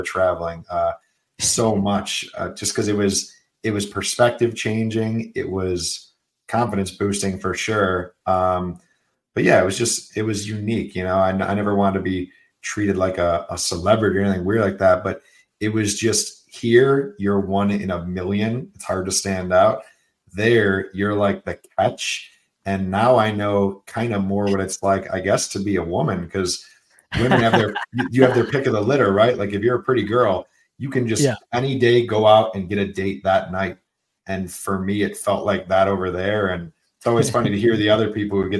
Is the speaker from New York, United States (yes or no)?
yes; Buffalo, New York, United States; also born or lived in Taiwan; Growing up in Buffalo, every person in my high school looks the same